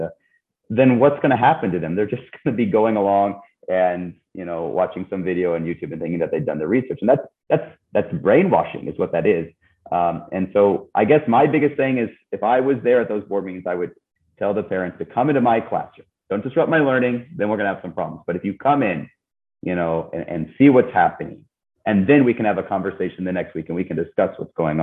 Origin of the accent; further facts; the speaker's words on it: Missouri, United States; also born or lived in Iowa; now in Texas, United States; I'm originally from Missouri, went to school up in Iowa, and traveled abroad, and now I'm in Texas